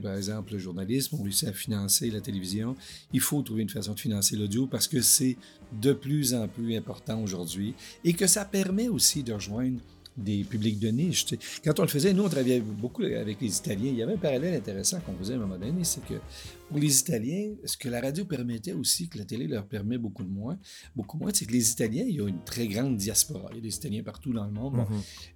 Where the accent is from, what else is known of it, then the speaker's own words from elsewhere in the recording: Maniwaki, Quebec, Canada; moved away; Je, je viens de, de l'Outaouais, puis euh, j'étais à Maniwaki.